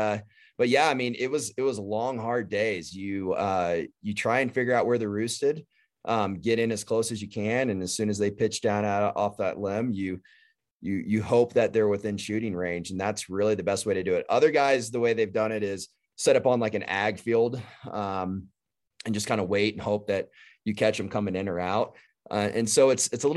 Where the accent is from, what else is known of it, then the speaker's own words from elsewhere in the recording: Texas, United States; I grew up in Texas